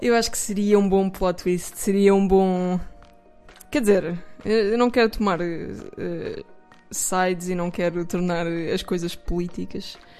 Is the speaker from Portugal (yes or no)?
yes; Portugal; sou portuguesa